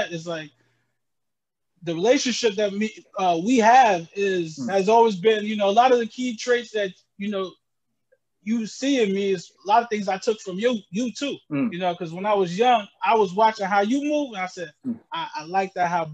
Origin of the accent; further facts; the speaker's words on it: Albany, New York, United States; also born or lived in Jamaica / Poughkeepsie, New York; when we moved to Albany, I was about 10 years old